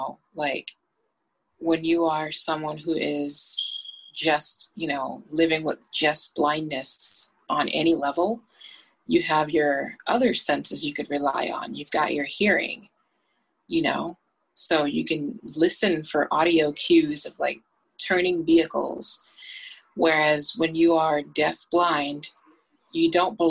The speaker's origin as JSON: {"language": "English", "town": "Boston", "region": "Massachusetts", "country": "United States", "tie": "born or raised there", "said": "I grew up in Boston, Massachusetts"}